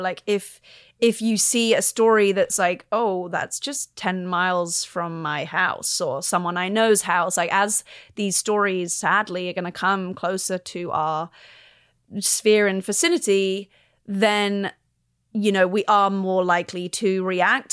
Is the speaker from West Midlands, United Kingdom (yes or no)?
no; London, United Kingdom; I'm a Londoner, grew up in London